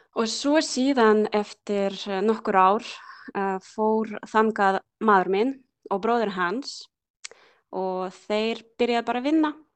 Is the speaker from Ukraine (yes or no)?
yes; Cherkasy, Cherkasy Oblast, Ukraine; Icelandic is a second language; moved away as an adult; also born or lived in Borgarfjörður, Iceland; now in Iceland; ég er frá Tjerkassi